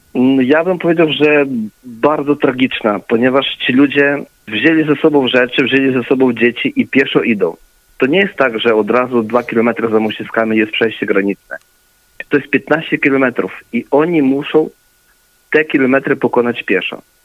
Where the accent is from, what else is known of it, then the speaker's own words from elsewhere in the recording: Ukraine; ja jestem e, urodzony na Ukrainie, natomiast pochodzę z rodziny polskiej, mam też obywatelstwo polskie